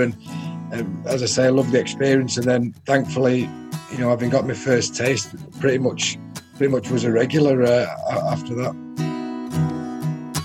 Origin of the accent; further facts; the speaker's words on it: Salford, North West England, United Kingdom; I was born in Salford, and Salford was my club team